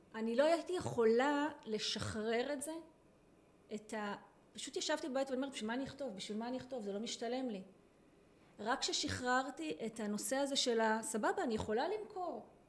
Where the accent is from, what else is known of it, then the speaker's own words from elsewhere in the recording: Israel; אני קיבוצניקית לשעבר